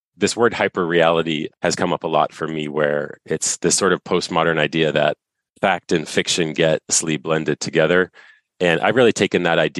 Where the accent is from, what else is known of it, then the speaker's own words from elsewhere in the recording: United States; moved away as an adult; now in Canada; I was born in the United States, but I've been up here now since 2011